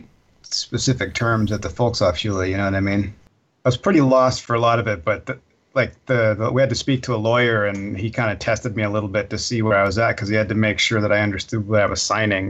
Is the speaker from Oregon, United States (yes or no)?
yes; Portland, Oregon, United States; now in Germany; I'm from Portland, Oregon.